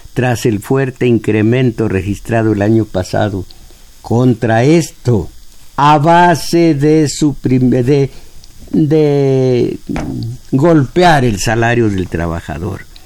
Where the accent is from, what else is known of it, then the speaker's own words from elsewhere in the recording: Mexico; como mexicanos